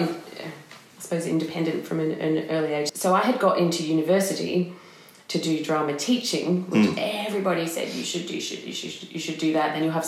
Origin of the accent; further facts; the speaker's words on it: Melbourne, Victoria, Australia; moved away as an adult; now in Edinburgh, United Kingdom; I grew up in Melbourne, in the outer suburbs of Melbourne